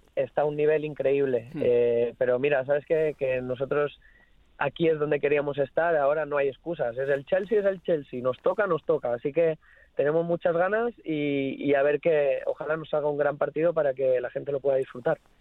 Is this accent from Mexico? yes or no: no; Nules, Valencian Community, Spain; now in England; toda mi gente allí en, mi pueblo, Nules